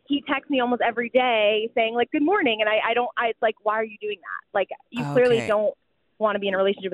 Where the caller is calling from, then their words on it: New York, United States; I'm calling from New York. I'm standing on a crazy, busy street.